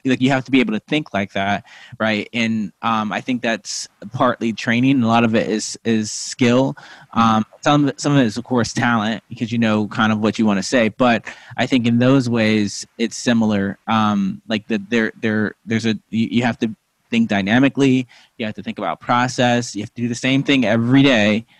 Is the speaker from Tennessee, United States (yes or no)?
no; Missouri, United States; moved away as an adult; also born or lived in Lincoln, Nebraska / New Hampshire; I was born in like you know, Lincoln, Nebraska, but I was raised mostly in Missouri